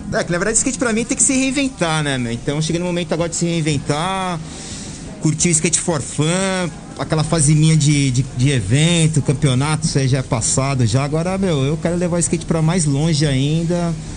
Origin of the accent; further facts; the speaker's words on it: São Paulo, Brazil; eu nasci lá, na, no, lá no Planalto Paulista, né? Atrás, passei, para ser mais exato, lá atrás do aeroporto de Congonhas